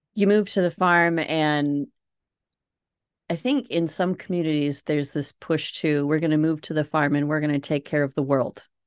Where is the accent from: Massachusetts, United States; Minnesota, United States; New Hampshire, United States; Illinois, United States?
Minnesota, United States; accent: Minnesota; If you can't tell from my accent, Minnesota